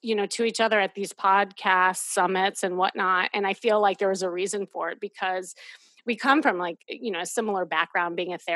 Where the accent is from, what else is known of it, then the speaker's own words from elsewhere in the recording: Midwest, United States; now in Los Angeles, United States; growing up in the Midwest